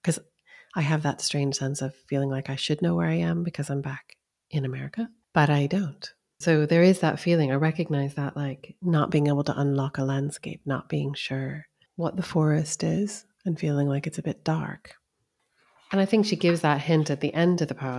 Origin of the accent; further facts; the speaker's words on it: East Coast, United States; also born or lived in California; now in Scotland, United Kingdom; I lived there for a year when I was young, but I grew up on the East Coast.